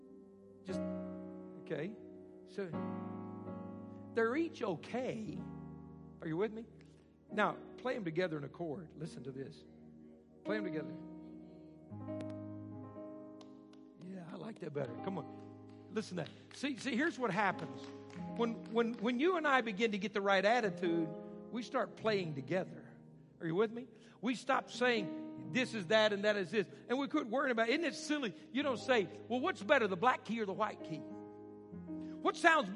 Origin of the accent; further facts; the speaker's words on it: Arkansas, United States; moved away; I grew up in Arkansas, so I didn't get the finer things